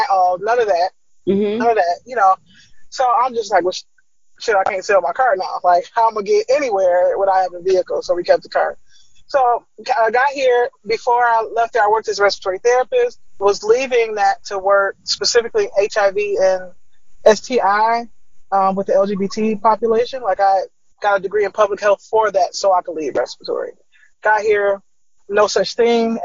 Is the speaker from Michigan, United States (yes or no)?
yes; Detroit, Michigan, United States; moved away as an adult; also born or lived in Chicago; now in Boise, United States; I'm from Detroit originally. I was born there in state until I was about 30